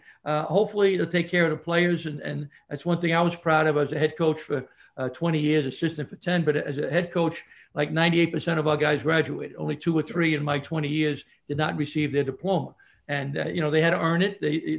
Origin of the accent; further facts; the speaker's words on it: New York City, New York, United States; I grew up in Brooklyn